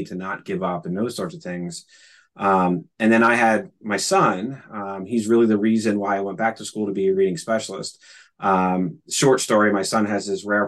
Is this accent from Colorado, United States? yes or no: no; Philadelphia, Pennsylvania, United States; I grew up in Philadelphia